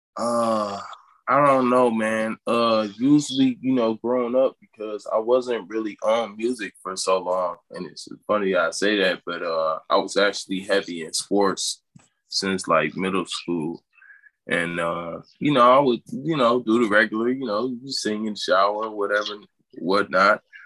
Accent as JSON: {"language": "English", "town": "Detroit", "region": "Michigan", "country": "United States", "moved": "as an adult", "lives_now": "Cleveland, United States", "said": "I'm from Detroit"}